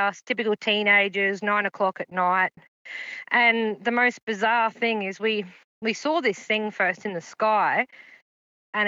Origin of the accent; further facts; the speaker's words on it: Queensland, Australia; I'm from Queensland, Australia